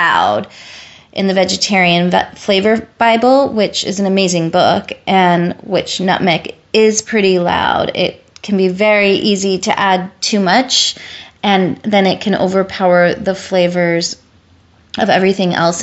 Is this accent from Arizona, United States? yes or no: yes; Tucson, Arizona, United States; now in Portland, United States; I grew up in Tucson, Arizona